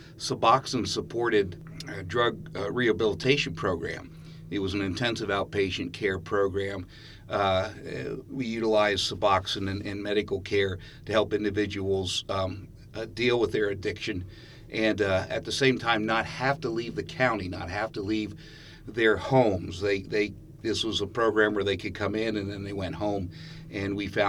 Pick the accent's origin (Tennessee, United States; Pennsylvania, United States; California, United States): Pennsylvania, United States; now in Ithaca, United States; Well, I'm from a little bit of everywhere, but most of my life I've spent in central Pennsylvania. Prior to moving to Ithaca, I was the executive director of a nonprofit down in central Pennsylvania